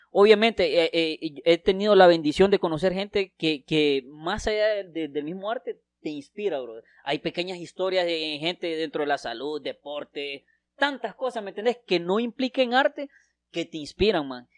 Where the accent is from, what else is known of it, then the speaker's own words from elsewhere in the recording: Santa Rosa de Copán, Copán, Honduras; also born or lived in Tegucigalpa; vine aquí eh, cuando tenía seis años y aquí he crecido. O sea, me siento realmente que soy de Santa Rosa